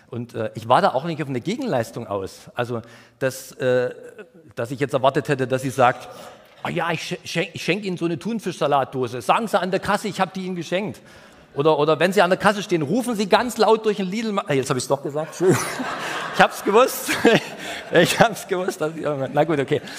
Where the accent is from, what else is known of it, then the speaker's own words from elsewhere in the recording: Saxony, Germany; Ich komme ja aus dem Erzgebirge und da gibt es viele Berge und viele Kurven, ähm, also ursprünglich aus dem Erzgebirge